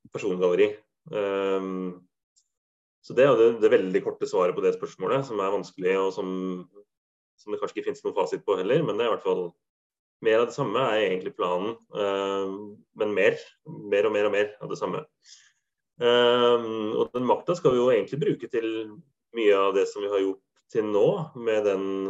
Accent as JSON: {"language": "Norwegian", "town": "Halden", "region": "Østfold", "country": "Norway", "moved": "yes", "lives_now": "Bodø, Norway", "said": "Jeg er jo ikke fra Viken, jeg er jo fra Østfold"}